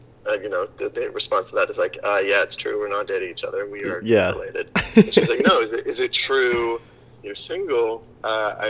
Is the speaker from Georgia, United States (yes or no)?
no; Hilton Head Island, South Carolina, United States; I grew up on Hilton Head Island, South Carolina